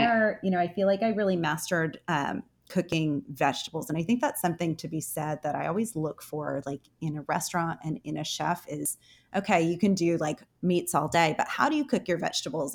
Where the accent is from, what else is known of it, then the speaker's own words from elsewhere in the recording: Connecticut, United States; moved away; also born or lived in Houston; I'm from Connecticut, so we had a growing season of three months there